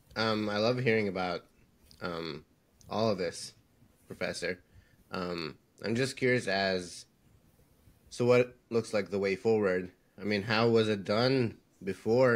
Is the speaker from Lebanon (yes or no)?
yes; Lebanon; me and Said were Lebanese. We we're from Lebanon